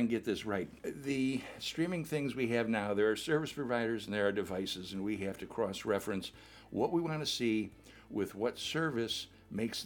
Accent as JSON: {"language": "English", "town": "Chicago", "region": "Illinois", "country": "United States", "tie": "born or raised there", "said": "I grew up in Chicago"}